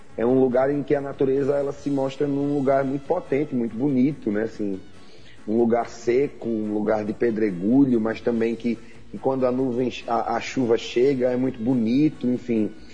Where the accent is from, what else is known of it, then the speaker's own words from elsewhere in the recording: Mossoró, Rio Grande do Norte, Brazil; now in Natal, Brazil; eu sou de Mossoró. Eu nasci no Oeste Potiguar. Sou de Mossoró. E moro aqui em Natal